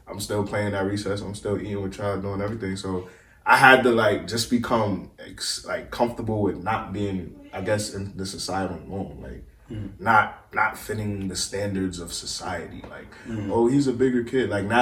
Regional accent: New York City, New York, United States; growing up in Brooklyn, like, being from New York

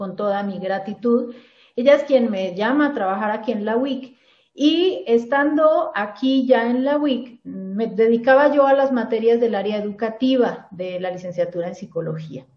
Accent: Cali, Valle del Cauca, Colombia; moved away as an adult; now in Mexico; yo soy originaria de Cali, la ciudad de Cali en Colombia.

